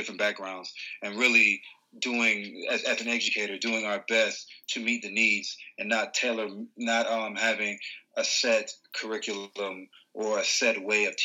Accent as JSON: {"language": "English", "town": "Atlanta", "region": "Georgia", "country": "United States", "tie": "born or raised there", "said": "growing up in Atlanta, I was blessed to come from an immigrant background."}